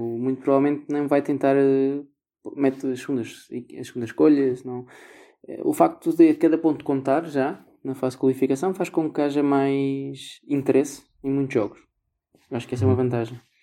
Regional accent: Portugal; nós como portugueses

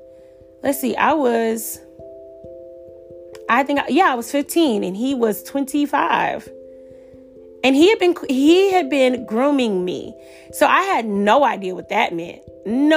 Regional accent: Atlanta, Georgia, United States; I'm from Atlanta

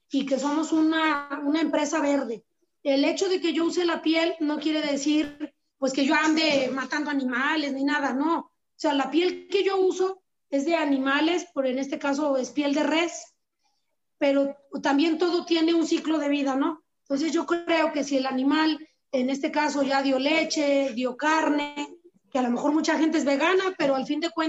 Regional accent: San Julián, Jalisco, Mexico; yo soy de San Julián, Jalisco, y en San Julián pues la mayoría son ganaderos.

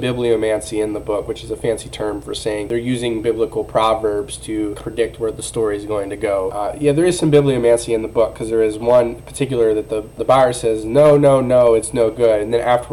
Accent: United States; I'm an American

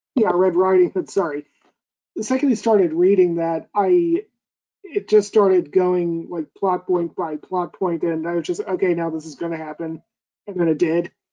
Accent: United States; me being an American

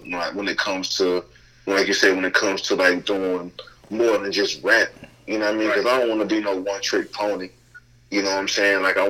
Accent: Kinston, North Carolina, United States; now in Greensboro, United States; I'm born and raised in Kinston

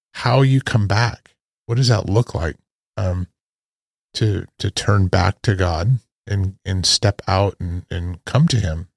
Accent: Idaho, United States; when I was a kid, uh, growing up in Idaho and on my grandparents' farm

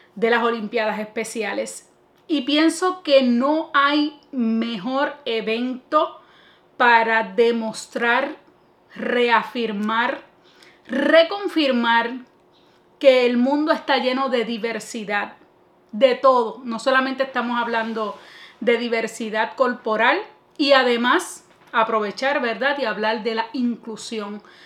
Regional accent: Puerto Rico; primero como puertorriqueña

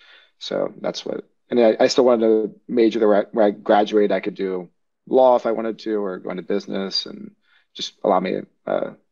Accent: Huntsville, Alabama, United States; I grew up in Alabama, which you cannot tell from my accent, but I was in Huntsville, Alabama for 15 years.

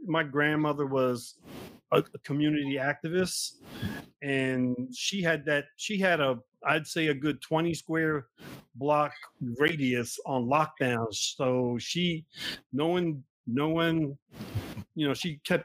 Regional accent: Newark, New Jersey, United States; We're both from Newark, New Jersey

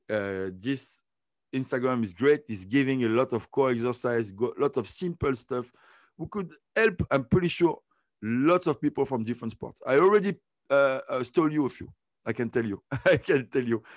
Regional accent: Côte d’Ivoire; moved away; also born or lived in France; I was born in Ivory Coast, and I started to swim there

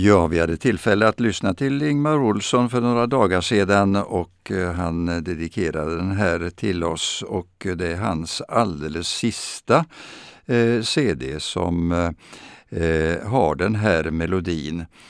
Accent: Vadstena, Östergötland, Sweden; jag växte upp i Östergötland och i den lilla staden Vadstena

